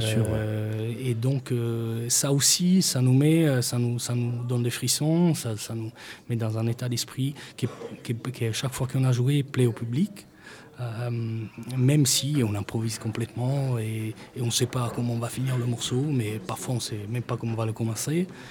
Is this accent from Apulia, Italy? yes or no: yes; Bari, Apulia, Italy; first language Italian; French is a second language; moved away as an adult; now in France; je suis né en Italie, à Bari